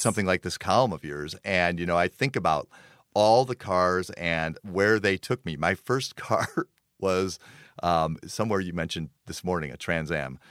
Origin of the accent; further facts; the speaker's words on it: Park Ridge, Illinois, United States; I grew up in Park Ridge.